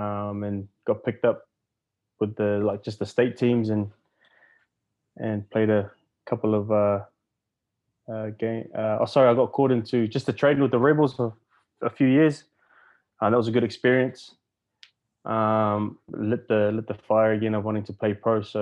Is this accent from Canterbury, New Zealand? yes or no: no; Wellington, New Zealand; moved away as an adult; also born or lived in Samoa (ancestry); now in Melbourne, Australia; I'm originally from Wellington, New Zealand. I moved here 12 years ago